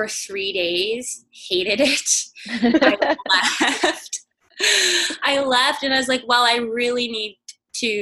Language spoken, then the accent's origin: English; New Brunswick, Canada; moved away as an adult; now in Toronto, Canada; I'm from New Brunswick